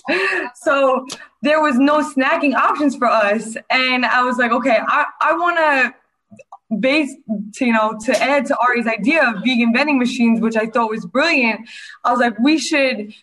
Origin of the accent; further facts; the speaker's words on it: New York City, New York, United States; moved away as an adult; now in Mexico; I'm from Staten Island, New York